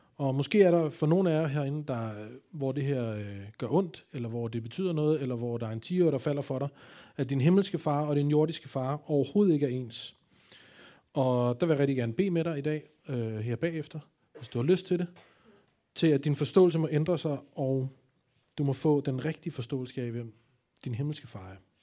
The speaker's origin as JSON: {"language": "Danish", "town": "Copenhagen", "region": "Capital Region of Denmark", "country": "Denmark", "said": "jeg kommer jo fra København"}